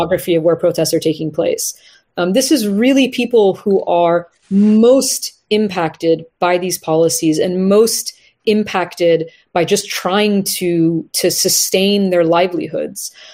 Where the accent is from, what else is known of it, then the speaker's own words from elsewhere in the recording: United States; as an Iranian American, right, someone who is of Iranian heritage, but born and raised in the United States